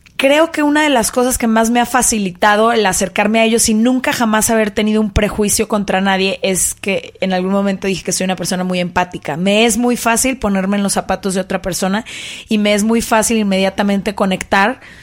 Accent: Guadalajara, Jalisco, Mexico; yo crecí en Guadalajara en una familia muy conservadora

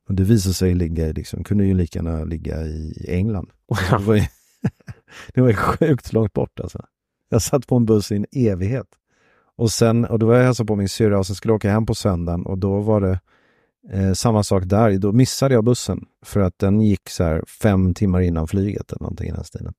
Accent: Sweden; Som svensk

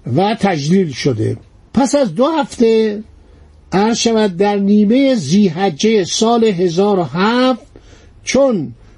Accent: Iran; گفتن شما ایرانی هستین گفتم بله

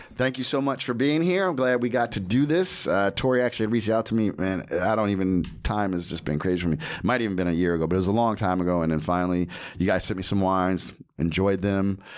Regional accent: New Jersey, United States; I'm American, born in Jersey

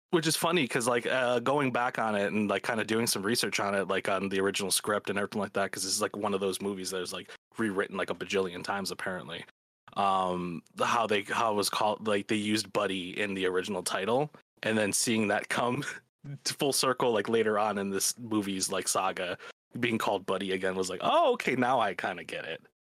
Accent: Chicago, Illinois, United States; I'm from Chicago. I've lived here all my life

